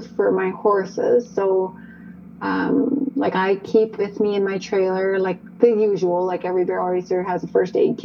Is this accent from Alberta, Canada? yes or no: yes; Calgary, Alberta, Canada; also born or lived in Okotoks, Alberta; I grew up in Calgary and surrounding areas. So I've spent the better part of my life as a resident of Calgary and or Okotoks